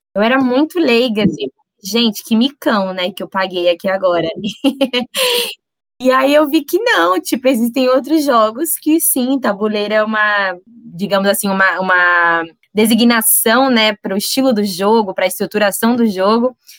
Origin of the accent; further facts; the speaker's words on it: São Paulo, Brazil; na quebrada de onde eu venho, né, cidade de Tiradentes